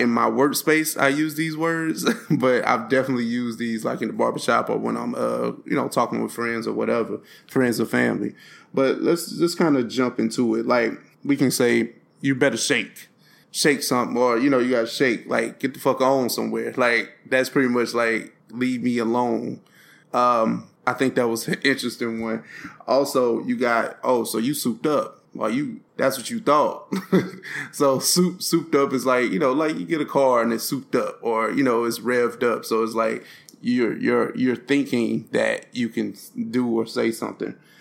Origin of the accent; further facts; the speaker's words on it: East St. Louis, Illinois, United States; I was born in St. Louis, but I was raised in East St. Louis